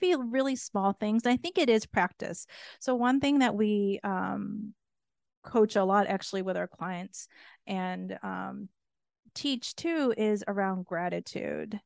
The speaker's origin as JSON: {"language": "English", "country": "Japan", "tie": "born or raised there", "also_born_or_lived": "United States / North America / Europe", "moved": "yes", "said": "being born and raised in Japan"}